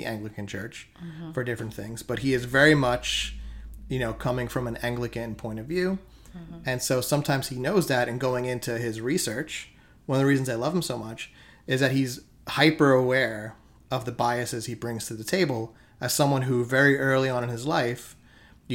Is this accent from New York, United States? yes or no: yes; New York City, New York, United States; I was raised here in Staten Island in America